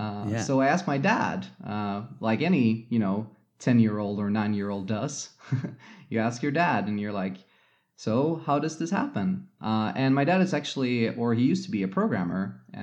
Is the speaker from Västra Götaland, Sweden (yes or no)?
yes; Gothenburg, Västra Götaland, Sweden; English is a second language; also born or lived in Mountain View, United States; now in Stockholm, Sweden; I was born in Mountain View, lived there for a couple of years, and then my parents decided to go back to Sweden. So I was basically raised mostly in Sweden, and we lived on the west coast of Sweden in Gothenburg for many years.